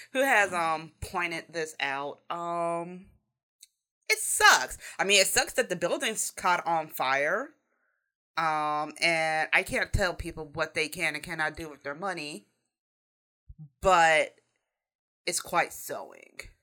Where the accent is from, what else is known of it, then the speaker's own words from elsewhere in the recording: United States; as a American and Westerner in general